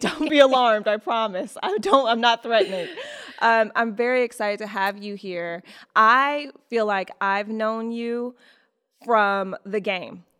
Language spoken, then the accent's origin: English; Detroit, Michigan, United States; I'm from Detroit.